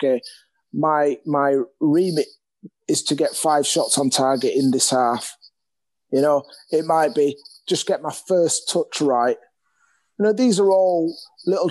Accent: Leeds, Yorkshire and the Humber, United Kingdom; I'm actually from Leeds, so, you know, my family's here

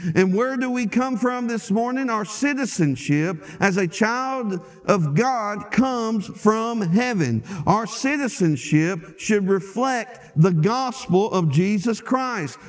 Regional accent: Lake Village, Arkansas, United States; moved away; when I go home to Arkansas and I get back to my hometown in Lake Village

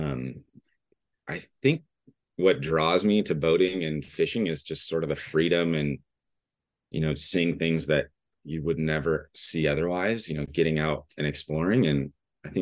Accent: Huntington Beach, California, United States; also born or lived in Dana Point; I grew up in Huntington Beach

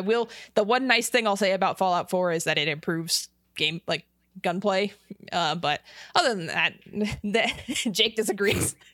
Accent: Las Vegas, Nevada, United States; I'm from Las Vegas

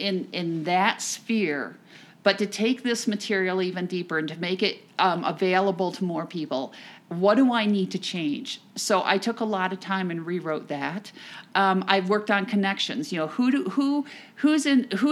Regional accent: New Jersey, United States; I'm from New Jersey

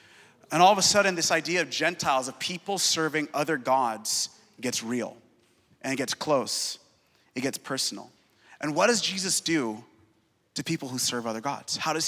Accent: Seattle, Washington, United States; I'm from Seattle, and the god of my city is success.

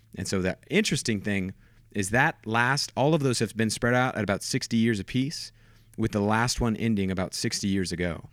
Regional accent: Houston, Texas, United States; also born or lived in Wichita, Kansas; So, I grew up in Houston, Texas

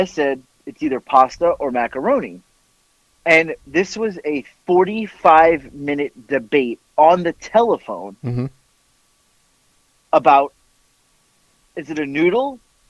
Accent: South Florida, United States; also born or lived in New York / the Carolinas; now in Georgia, United States; I am not from Texas. I'm an Italian. My family was in New York. I was born in New York. I grew up in South Florida, which is like New York.

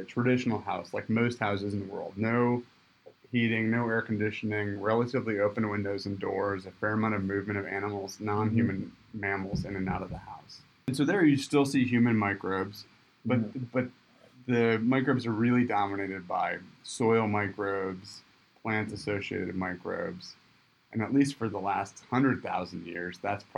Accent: Michigan, United States; moved away; I grew up in Michigan, went to the tropics

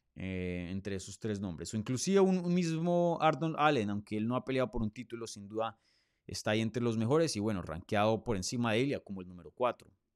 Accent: Colombia; now in Miami, United States; yo nací en Colombia, me crié en Colombia.

